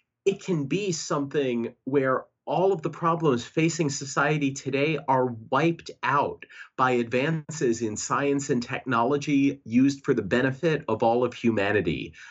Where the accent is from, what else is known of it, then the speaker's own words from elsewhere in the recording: New York City, New York, United States; I grew up in New York City